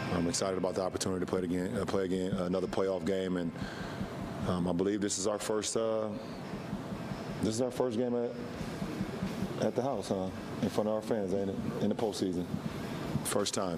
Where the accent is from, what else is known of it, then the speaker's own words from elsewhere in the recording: Gadsden, Northern Alabama, United States; I'm from Northern Alabama, born and raised in Gaston